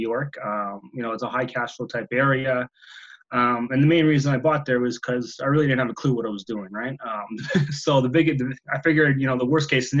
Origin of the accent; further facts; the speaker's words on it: Ottawa, Ontario, Canada; I'm born and bred here in Ottawa. I'm still residing here